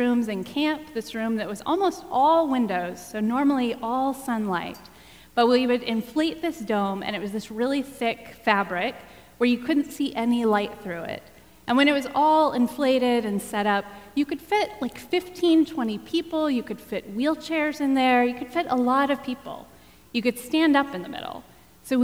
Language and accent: English; Texas, United States; I grew up in Texas